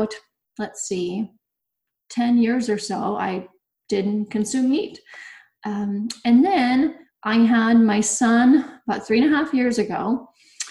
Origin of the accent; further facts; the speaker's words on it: Bosnia & Herzegovina; also born or lived in Nebraska; now in Yakima, United States; I'm originally from Bosnia, and you don't find a lot of vegans or vegetarians in Bosnia. So I grew up on a lot of bread, a lot of dairy